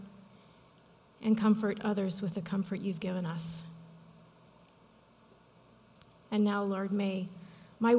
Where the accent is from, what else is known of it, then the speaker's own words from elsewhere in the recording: Midwest, United States; I'm from the Midwest